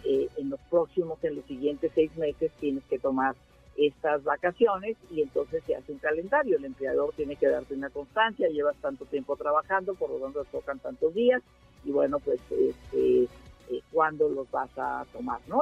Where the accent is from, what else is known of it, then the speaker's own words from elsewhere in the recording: Mexico; esta idea que tenemos en México